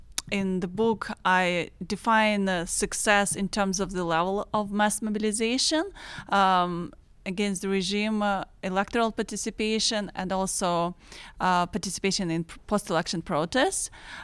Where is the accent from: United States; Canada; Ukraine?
Ukraine; Eastern Ukraine; I'm originally from Eastern Ukraine, and I just want to mention that Pittsburgh it has a sister city of Donetsk.